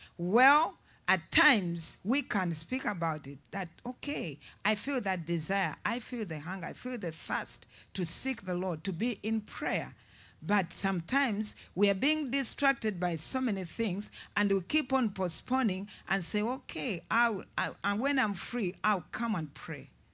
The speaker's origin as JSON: {"language": "English", "country": "Uganda", "said": "I'm from Uganda"}